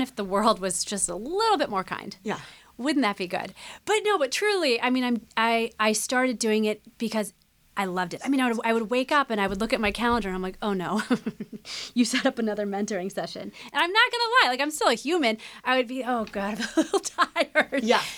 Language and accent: English; Midwest, United States; growing up in the Midwest